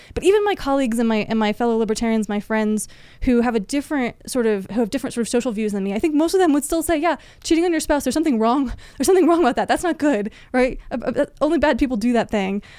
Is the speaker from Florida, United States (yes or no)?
yes; Florida, United States; moved away as an adult; also born or lived in Washington, D.C.; I grew up in Florida, mostly in Florida, at least